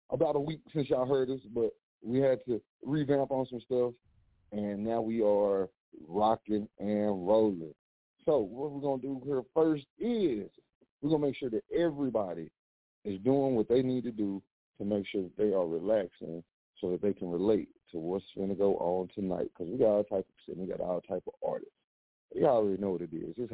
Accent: Texas, United States; I'm from Texas, so hey, I'm I'm I'm new to these parts.

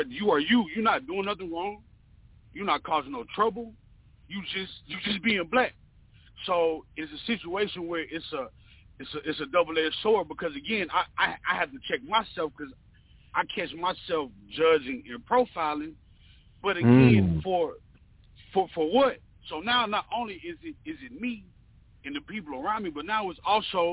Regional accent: North Carolina, United States; also born or lived in the South; now in Atlanta, United States; I have been raised in the South. I was born in North Carolina

